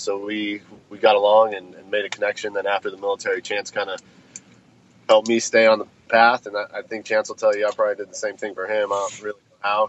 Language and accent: English; Colorado, United States; I grew up in Colorado.